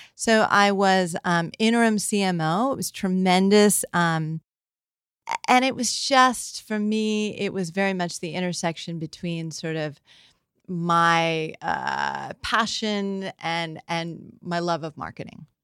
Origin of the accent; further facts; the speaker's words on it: San Francisco, California, United States; we grew up in San Francisco